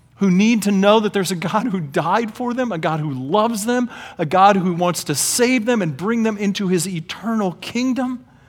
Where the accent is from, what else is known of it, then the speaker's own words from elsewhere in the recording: Oklahoma, United States; now in Indianapolis, United States; growing up in Oklahoma